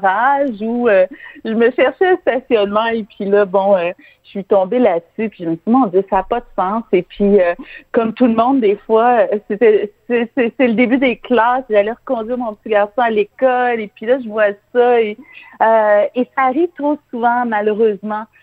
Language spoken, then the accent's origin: French; Montreal, Quebec, Canada; je suis une Montréalaise dynamique